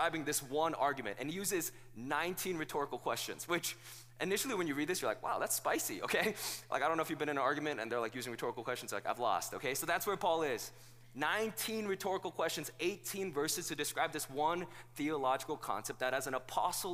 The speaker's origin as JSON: {"language": "English", "country": "South Korea", "tie": "born or raised there", "moved": "yes", "lives_now": "United States", "said": "I wasn't born here in the United States. I was born in South Korea"}